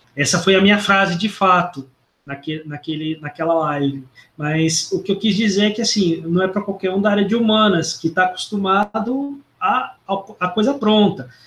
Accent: Londrina, Paraná, Brazil; eu sou natural do sul, sou de Londrina, eu sou natural de Londrina, no Paraná

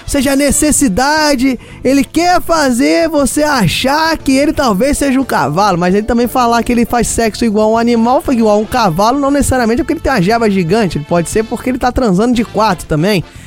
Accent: Rio de Janeiro, Brazil; accent: carioca; Eu sou carioca, acho que não dá para negar pelo meu sotaque.

